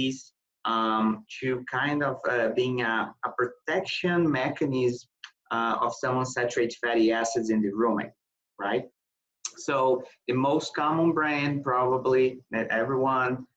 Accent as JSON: {"language": "English", "country": "Brazil", "moved": "as an adult", "said": "I'm from Brazil"}